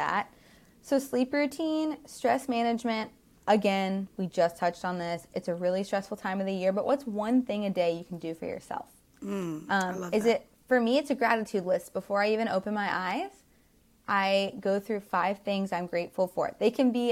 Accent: the South, United States; we grew up in the South

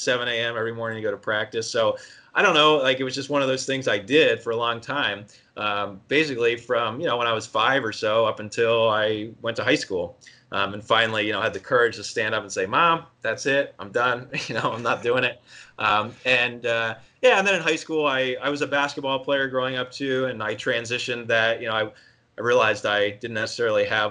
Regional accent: outside of Philadelphia, Pennsylvania, United States; I grew up East Coast outside of Philly

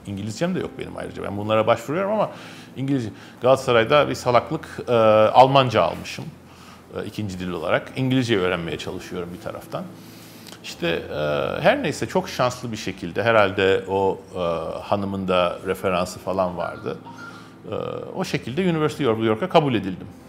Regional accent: Istanbul, Turkey; also born or lived in Kurtuluş / Şişli / Zincirlikuyu; Benim çocukluğumun büyük bölümü Kadıköy'de geçti.

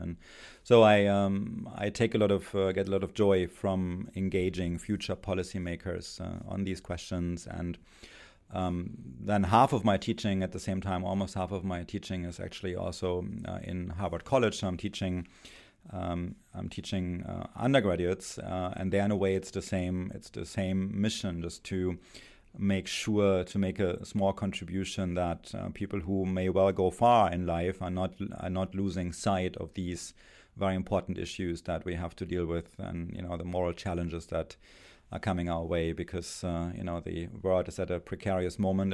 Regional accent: Germany; English is a second language; moved away as an adult; my accent, I, uh, spent my, uh, childhood and, and youth in Germany.

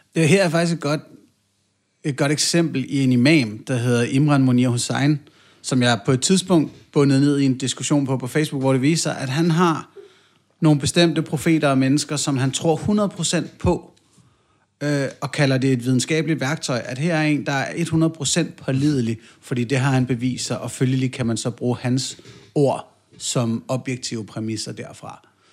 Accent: North Zealand, Capital Region of Denmark, Denmark; Nu er vi også tilbage i Nordsjælland, hvor jeg voksede op

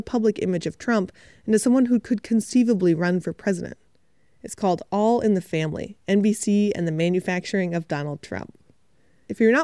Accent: United States; I'm from the United States

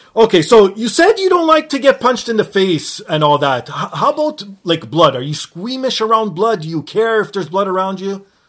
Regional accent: Canada; Being Canadian

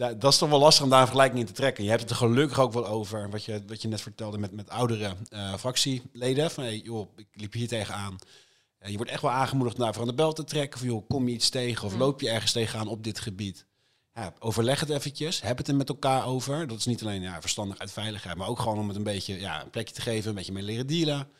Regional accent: IJsselstein, Utrecht, Netherlands; de jongerenraad van IJsselstein, het dorpje waar ik vandaan kom

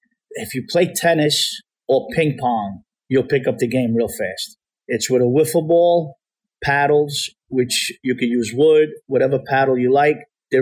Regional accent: Bronx, New York, United States; now in Apex, United States; New York. {S0} New York. {S7} Bronx, New York.

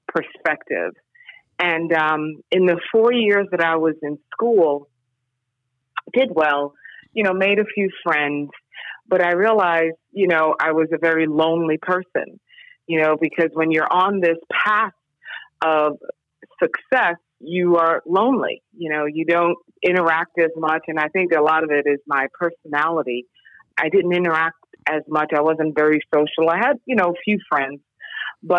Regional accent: New York City, New York, United States; I grew up in New York City area in the 70s and 80s, coming from a Caribbean immigrant family

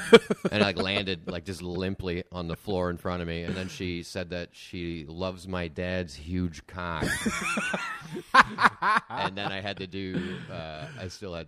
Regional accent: Arnprior, Ontario, Canada; now in Toronto, Canada; I'm from like small town Ontario. I'm from outside Ottawa. I'm from Arn Prior.

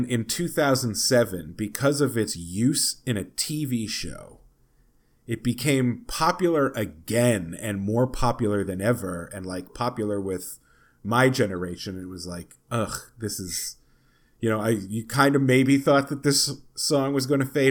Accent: North Providence, Rhode Island, United States; I'm from North Providence, Rhode Island, which is a town.

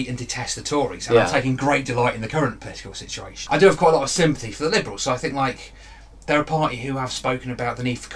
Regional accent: the Fens, East of England, United Kingdom; I'm from the Fens

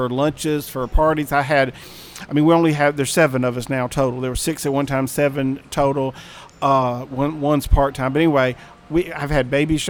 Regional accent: Mississippi Gulf Coast, United States; moved away; I grew up on the Mississippi Gulf Coast

